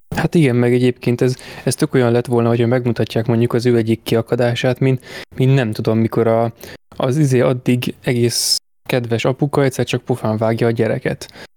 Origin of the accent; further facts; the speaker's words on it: Hungary; magyar vagyok